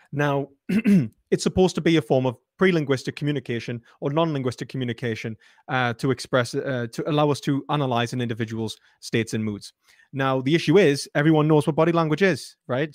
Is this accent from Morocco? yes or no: no; Newcastle upon Tyne, North East England, United Kingdom; my identity as a British person, as a Geordie